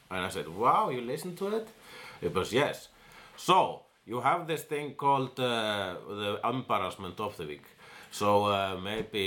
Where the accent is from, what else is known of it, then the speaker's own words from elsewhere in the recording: Iceland; I am an Icelandian